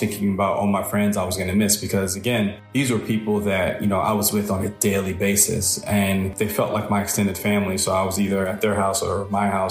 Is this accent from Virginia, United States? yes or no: no; New York City, New York, United States; I was born in Brooklyn, New York. I was raised by my mother.